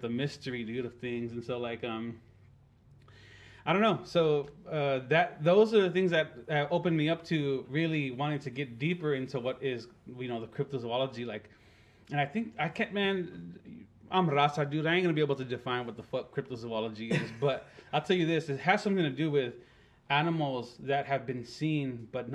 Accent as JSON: {"language": "English", "area": "hometown near Lake Amistad, towards El Paso", "region": "Texas", "country": "United States", "tie": "born or raised there", "said": "in my hometown"}